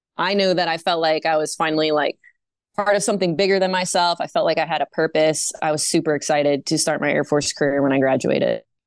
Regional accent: Maine, United States; moved away as an adult; also born or lived in North Dakota / New Jersey; I was living in my home state, the great state of Maine

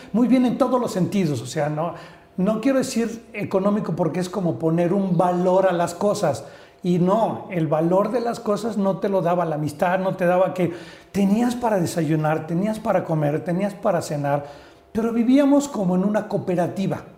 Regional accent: Orizaba, Veracruz, Mexico; born or raised there; now in Mexico City, Mexico

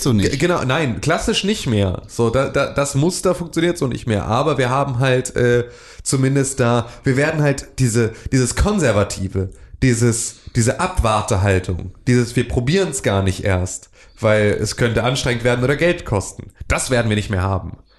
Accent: Northern Germany, Germany; wir sind irgendwie Nordlichter

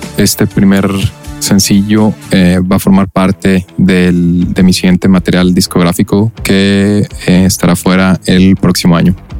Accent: Guadalajara, Jalisco, Mexico; Soy de Guadalajara, Jalisco

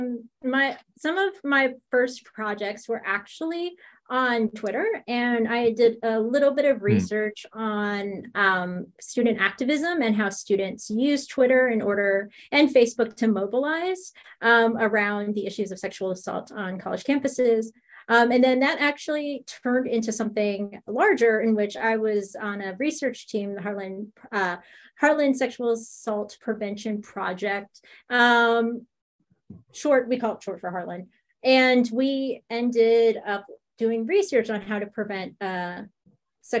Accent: United States; I'm Filipino American. I was born in the States, but my parents, my grandparents, Filipino.

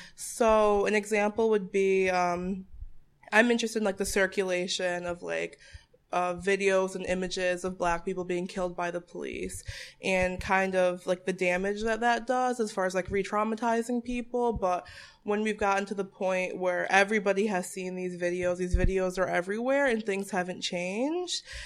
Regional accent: Bristol, Connecticut, United States; also born or lived in Boston area; I was born and raised in Bristol, Connecticut

